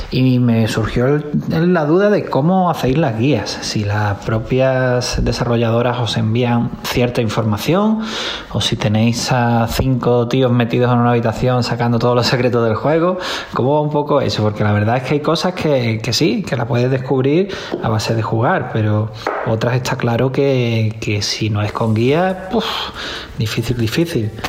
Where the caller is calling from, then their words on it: Alhaurín el Grande, Andalusia, Spain; Buenas amigos de Vandal … de Laurina Grande de Málaga.